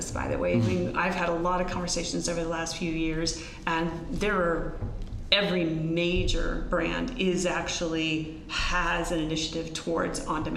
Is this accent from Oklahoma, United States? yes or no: yes; Oklahoma, United States; moved away; I'm from Oklahoma.